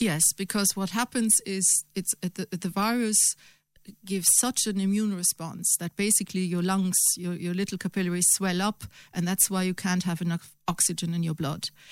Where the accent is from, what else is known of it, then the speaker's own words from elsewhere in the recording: Germany; now in Ireland; Germany. Obviously, my home country